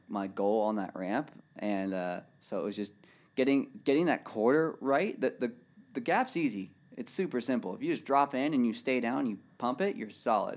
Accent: Murrieta, California, United States; I'm from Marietta, California.

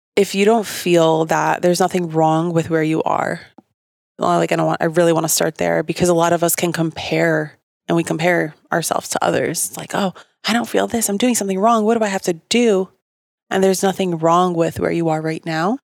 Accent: Bergen County, New Jersey, United States; moved away; I got three malls in my hometown

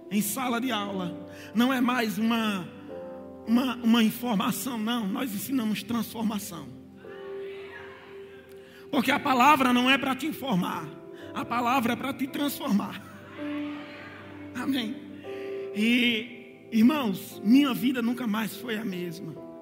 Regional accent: Campina Grande, Paraíba, Brazil; moved away as an adult; now in Ribeirão Preto, Brazil; nós somos nordestinos né, de Campina Grande, mas estamos em Ribeirão Preto há sete anos

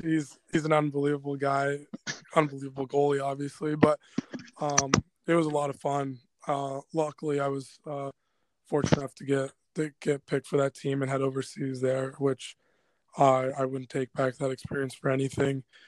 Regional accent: Anchorage, Alaska, United States; also born or lived in Colorado; the Anchorage North Stars, which is my hometown here

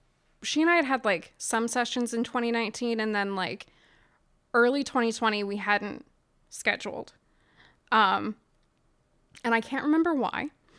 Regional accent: United States; I grew up in Southern New York County, so about a half hour outside of Baltimore and spent like most weekends there as a kid.

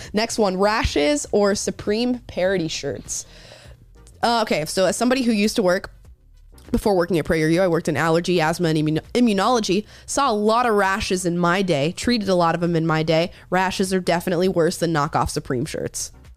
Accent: rural Florida, United States; growing up in Florida as a young kid, especially in rural Florida where I was from

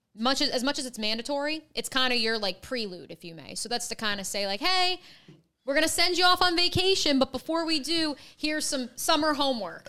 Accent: Freehold, New Jersey, United States; moved away as an adult; also born or lived in Iowa City, Iowa / Ithaca, New York; now in Jacksonville, United States; my hometown, shout out Freehold, New Jersey, is the geographic center between Philly and New York

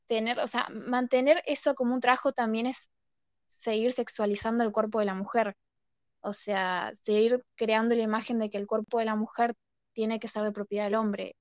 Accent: Argentina; yo viéndolo desde, Argentina

